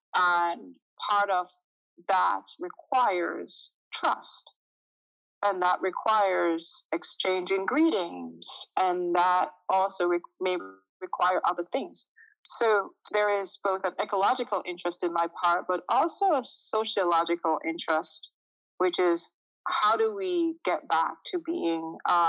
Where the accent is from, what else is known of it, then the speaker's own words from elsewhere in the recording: Jamaica; is I'm originally from Jamaica. I'm used to, when I grew up, someone could be walking down the street